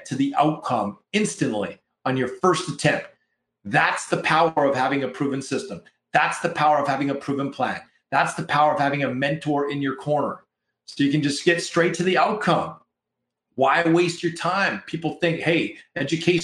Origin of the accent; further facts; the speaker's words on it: Canada; We're Canadian up in here, up in Canada